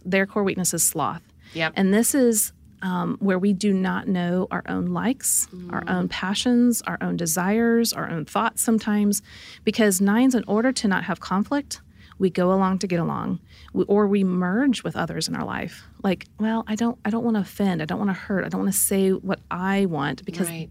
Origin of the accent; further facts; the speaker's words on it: Midwest, United States; I grew up in the Midwest